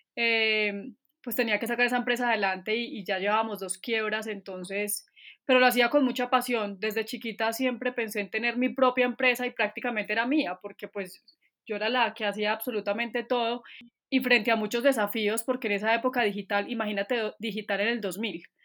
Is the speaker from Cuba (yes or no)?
no; Manizales, Caldas, Colombia; moved away; also born or lived in Bogotá; de Manizales. Y estoy viviendo acá otra vez. Me fui como 12 años o 13 para Bogotá, pero me volví hace